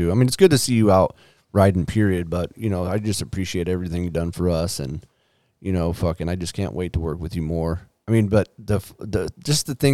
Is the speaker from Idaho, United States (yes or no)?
no; San Diego, California, United States; I'm from Dago, homie.